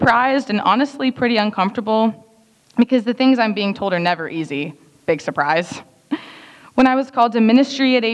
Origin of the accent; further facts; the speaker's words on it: Dallas, Texas, United States; moved away; I am from Dallas, Texas